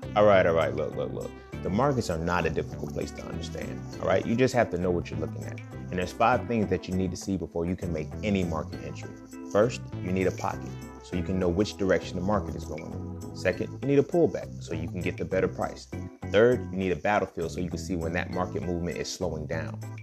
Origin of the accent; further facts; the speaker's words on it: United States; we're all American